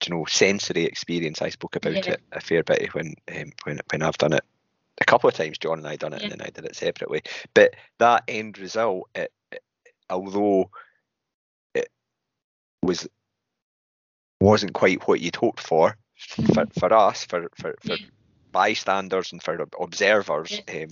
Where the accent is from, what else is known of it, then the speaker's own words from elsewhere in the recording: Scotland, United Kingdom; I'm Scottish, obviously.